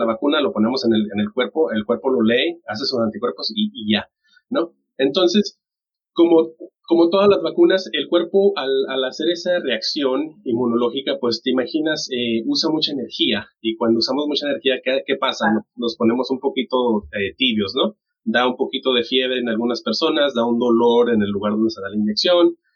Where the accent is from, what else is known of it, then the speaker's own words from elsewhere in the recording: Mexico; moved away; yo soy de, de México